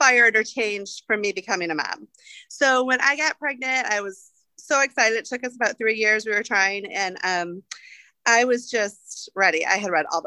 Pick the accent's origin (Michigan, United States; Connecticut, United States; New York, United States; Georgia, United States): Michigan, United States; Kalamazoo; moved away as an adult; also born or lived in California / Big Rapids, Michigan; now in Huntingburg, United States; I am a Michigan girl originally. I was born and raised in Kalamazoo, Michigan